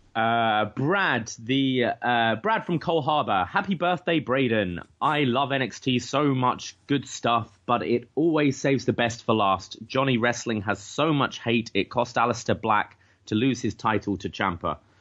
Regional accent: London, United Kingdom; now in Canada; I was like, "Oh, London, England

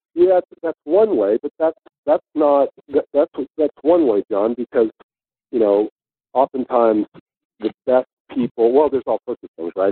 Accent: Northern California, United States; moved away as an adult; now in Sydney, Australia; I grew up in in Northern Cal

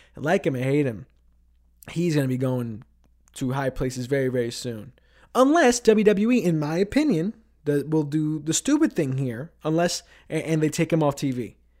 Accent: New York City, New York, United States; moved away as an adult; now in Ithaca, United States; back in my hometown of Queens

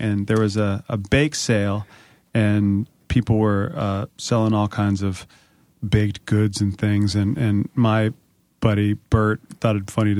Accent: Springfield, Virginia, United States; I'm from Springfield.

